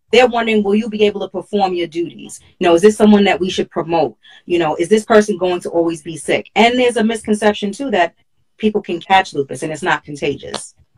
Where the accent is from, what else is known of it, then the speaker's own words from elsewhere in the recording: New York City, New York, United States; I'm from Hollis, Queens